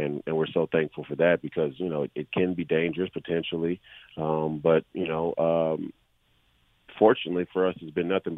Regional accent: Minneapolis, Minnesota, United States; this was my hometown

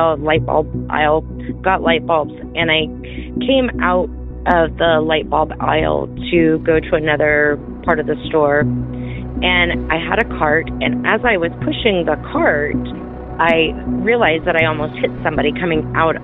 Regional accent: St. George, Utah, United States; I am from St. George, Utah.

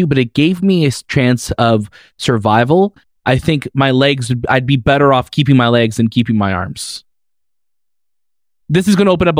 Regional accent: the South, United States; I am a Southerner, and you know what, Shay? We are survivors.

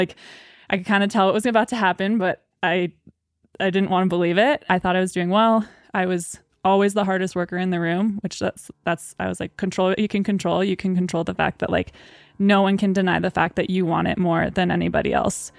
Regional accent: Maine, United States; I grew up in Maine

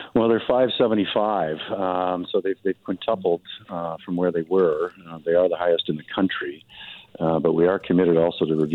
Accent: Lower Mainland, British Columbia, Canada; I grew up in the Lower Mainland

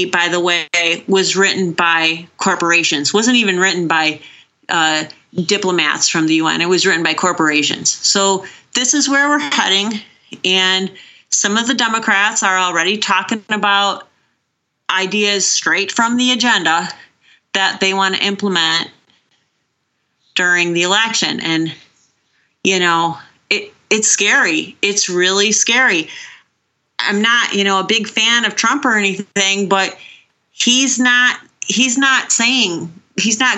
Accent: Chicago, Illinois, United States; moved away; I'm originally from Chicago

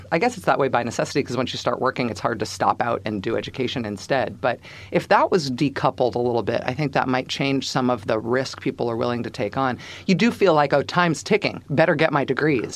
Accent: Bay Area, California, United States; now in Massachusetts, United States; growing up in the Bay Area, you can't help but have some consciousness

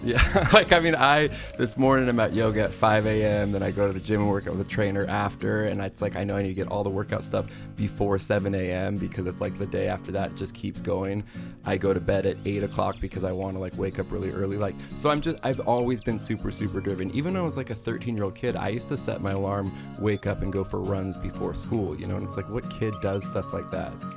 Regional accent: Pasadena, California, United States; I grew up in Pasadena, California, where there's actually not a lot of Mormons

